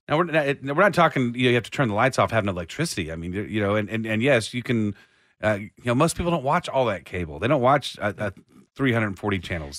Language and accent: English; Austin, Texas, United States; I was raised in, in, in Austin